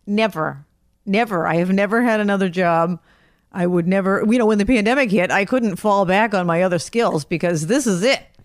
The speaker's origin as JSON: {"language": "English", "town": "Brockton", "region": "Massachusetts", "country": "United States", "tie": "born or raised there", "said": "I grew up in Brockton"}